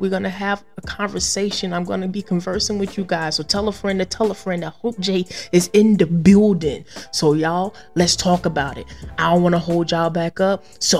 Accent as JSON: {"language": "English", "region": "Deep South", "country": "United States", "tie": "born or raised there", "said": "I was born and raised in the Deep South to parents that are Bible-toting Christians who are preachers. We live in a town with about 2,000 people, so everyone knew everything about everybody."}